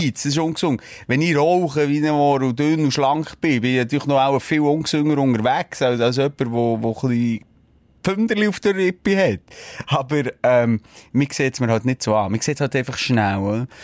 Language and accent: German; Bern, Switzerland; also ich bin in der Stadt Bern aufgewachsen. Ja, Aglo.